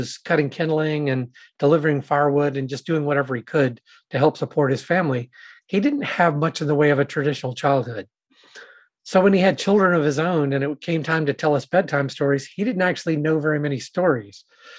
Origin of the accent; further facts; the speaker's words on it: Savannah, Georgia, United States; I grew up in Savannah, Georgia